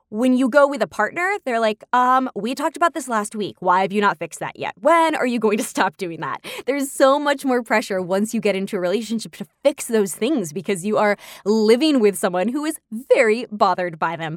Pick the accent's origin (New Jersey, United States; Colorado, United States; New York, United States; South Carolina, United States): New York, United States; my hometown of New York